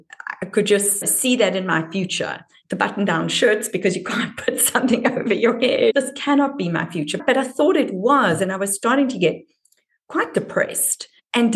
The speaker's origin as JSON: {"language": "English", "town": "Durban", "region": "KwaZulu-Natal", "country": "South Africa", "accent": "South African (Durban)", "moved": "yes", "said": "the nuance of my accent places me as from Durban, which is more of an English accent than a Dutch accent."}